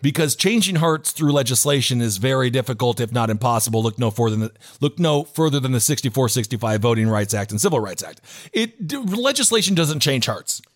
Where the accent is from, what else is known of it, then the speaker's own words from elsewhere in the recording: Fargo, North Dakota, United States; I was born in Fargo